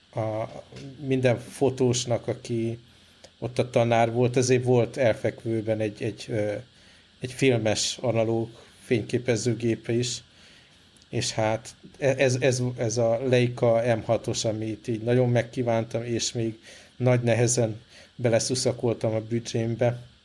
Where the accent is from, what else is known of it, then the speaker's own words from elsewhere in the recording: Budapest, Hungary; moved away; még otthon Budapesten én is komolyabban edzettem